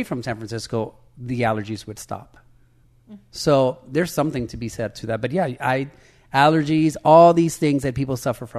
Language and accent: English; Nicaragua; moved away; I was born in Nicaragua